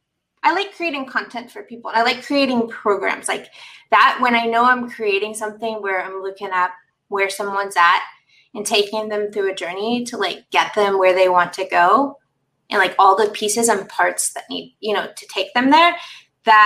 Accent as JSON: {"language": "English", "town": "Orlando", "region": "Florida", "country": "United States", "tie": "born or raised there", "moved": "as an adult", "lives_now": "Thailand", "said": "I was born there in Orlando"}